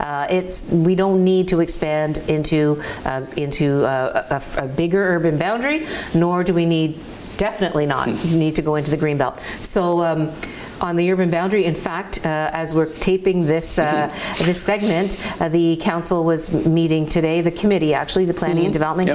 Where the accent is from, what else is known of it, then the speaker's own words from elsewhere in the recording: Hamilton, Ontario, Canada; my my hometown, my roots